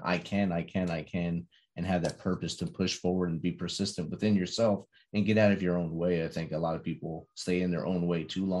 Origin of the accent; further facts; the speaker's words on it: New Jersey, United States; moved away as an adult; now in the South, United States; I grew up in New Jersey. So it was right across the river from me. And I didn't move to the South till I came in the Army